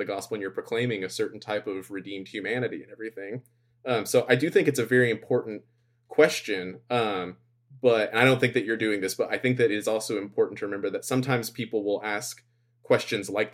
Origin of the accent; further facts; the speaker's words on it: United States; moved away; being American